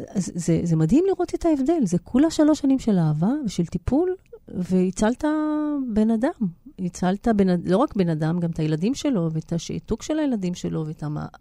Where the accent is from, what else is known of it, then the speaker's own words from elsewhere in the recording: Israel; אני נולדתי בארץ, חוויית ההגירה עברה אליי ב-DNA